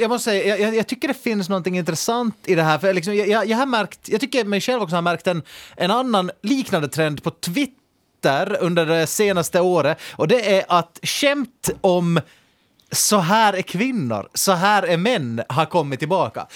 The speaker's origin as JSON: {"language": "Swedish", "country": "Finland"}